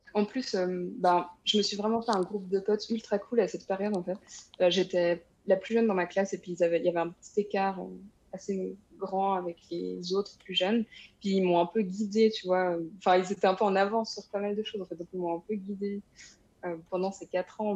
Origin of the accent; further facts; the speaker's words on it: Switzerland; moved away; also born or lived in France; Je suis suisse aussi